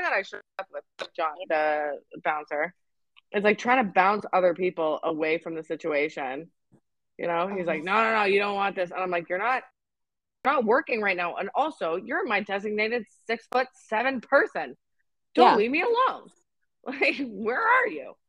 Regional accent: Canada; I'm Canadian

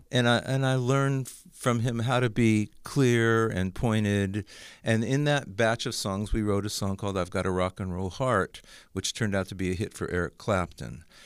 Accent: Los Angeles, California, United States; moved away as an adult; also born or lived in Santa Monica; now in Nashville, United States; I grew up, grew up in the valley

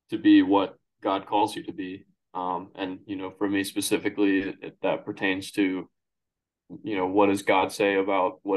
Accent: Kansas, United States; born there; I was born in Kansas, and I moved around a good bit while I was growing up because, like you said, my father was in the Army.

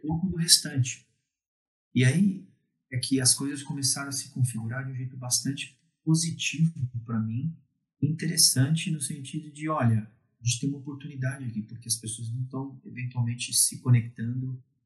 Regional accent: Brazil; A gente é latino, a gente gosta de falar que é brasileiro, que não é latino, somos latinos

